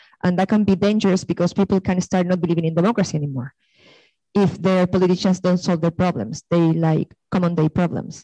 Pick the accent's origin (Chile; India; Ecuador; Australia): Chile; moved away as an adult; now in London, United Kingdom; I'm from Chile. I'm a student here in LSE.